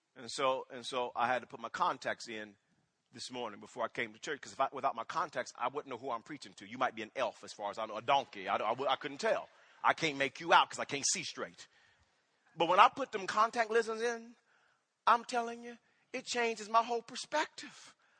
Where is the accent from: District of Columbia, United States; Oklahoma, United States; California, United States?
Oklahoma, United States; Wewoka; moved away; When I was growing up in Wewoka, Oklahoma, I had an older brother